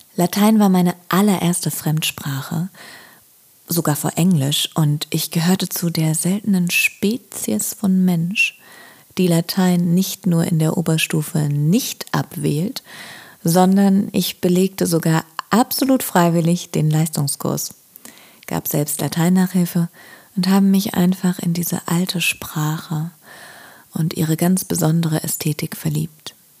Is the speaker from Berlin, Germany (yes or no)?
yes; Berlin, Germany; gebürtige Berlinerin